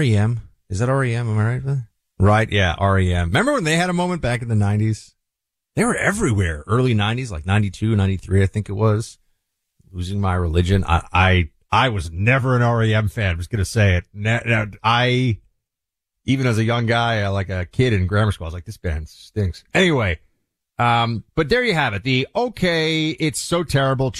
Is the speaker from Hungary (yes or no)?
no; New York, United States; As a New Yorker